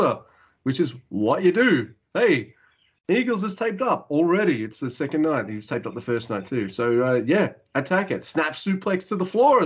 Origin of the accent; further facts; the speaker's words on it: Australia; I'm Australian.